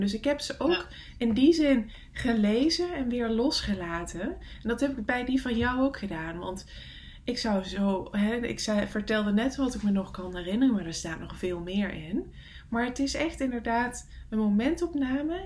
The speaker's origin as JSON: {"language": "Dutch", "country": "Netherlands", "moved": "yes", "said": "het dorp is waar mijn eh, ouders wonen, waar ik vandaan kom"}